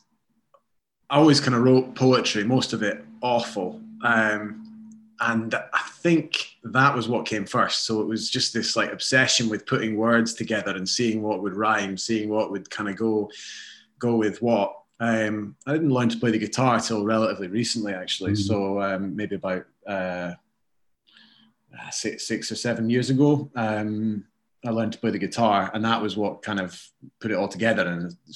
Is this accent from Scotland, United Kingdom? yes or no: yes; Edinburgh, Scotland, United Kingdom; moved away as an adult; also born or lived in Barcelona / Andalusia / London; now in Glasgow, United Kingdom; I grew up in Edinburgh and have made Glasgow home for the moment